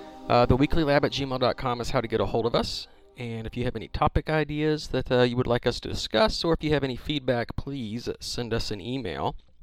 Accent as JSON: {"language": "English", "country": "United States", "tie": "born or raised there", "first_language": "English", "said": "it's a good thing I was born in America, because I can't speak a lick of French or Russian."}